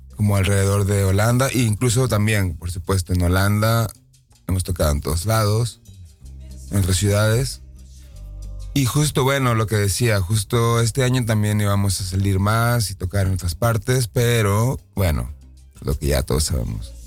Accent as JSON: {"language": "Spanish", "country": "Mexico", "moved": "yes", "lives_now": "Netherlands", "said": "Yo soy de México"}